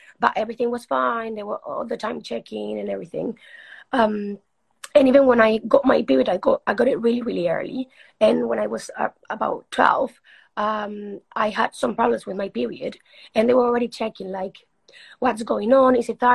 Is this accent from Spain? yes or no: yes; Spain; English is a second language; moved away as an adult; also born or lived in Uruguay; now in England; I moved to Spain when I was six